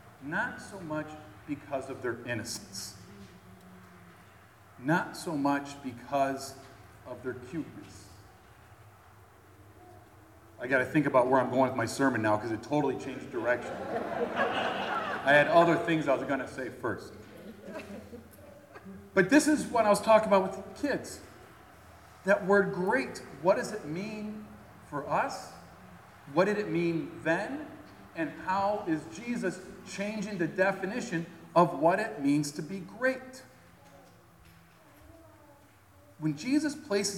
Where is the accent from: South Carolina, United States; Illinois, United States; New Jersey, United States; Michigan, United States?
Illinois, United States; Chicago; my hometown area, Chicago